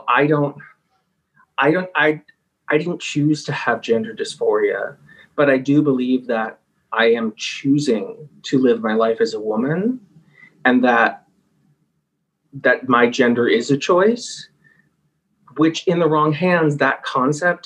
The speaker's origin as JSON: {"language": "English", "country": "United States", "tie": "born or raised there"}